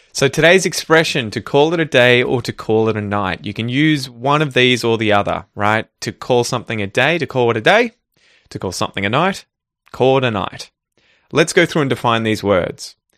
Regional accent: Ocean Grove, Victoria, Australia; my hometown of Ocean Grove

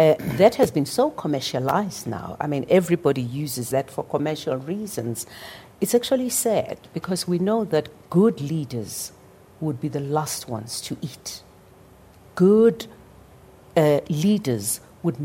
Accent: Soweto, Gauteng, South Africa; growing up in Soweto as a child

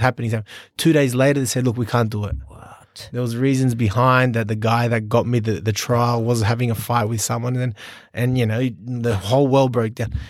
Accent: Sydney, New South Wales, Australia; moved away as an adult; now in Singapore; I was born in Sydney

